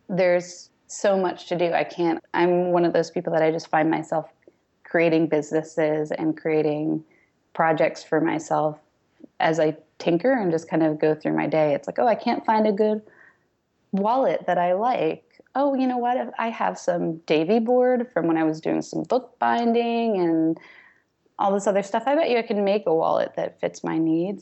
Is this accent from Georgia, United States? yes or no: no; New Jersey, United States; I grew up mostly in New Jersey